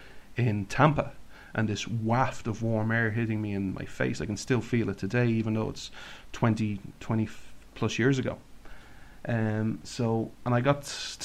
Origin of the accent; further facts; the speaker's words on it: Ireland; from Ireland